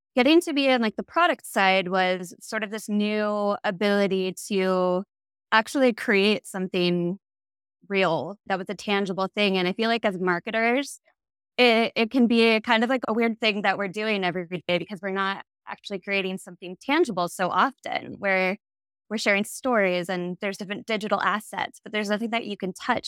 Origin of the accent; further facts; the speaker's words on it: Ohio, United States; moved away as an adult; also born or lived in Chicago, Illinois; now in Seattle, United States; I am from the Midwest. I, I grew up in the Ohio area, but I went to school in Chicago and stayed for the first eight-ish years of my career